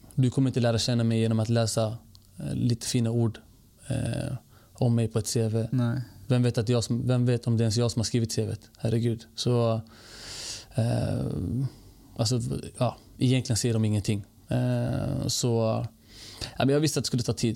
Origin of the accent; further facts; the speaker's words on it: Stockholm, Stockholm County, Sweden; also born or lived in Norrköping / Bredäng; född stockholmare, född och uppvuxen i, i Rinkeby faktiskt